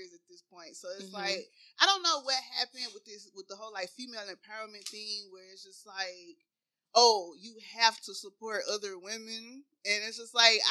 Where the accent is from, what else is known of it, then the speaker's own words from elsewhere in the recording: Chattanooga, Tennessee, United States; I'm from Chattanooga, Tennessee. I ain't never been nowhere